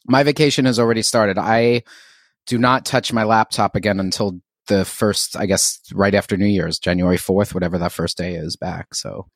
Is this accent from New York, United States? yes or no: yes; New York City, New York, United States; moved away as an adult; also born or lived in Philadelphia; now in Philadelphia area, United States; I was a native New Yorker, um, born and raised in Queens in the sort of Flushing, Bayside, Whitestone sort of triangle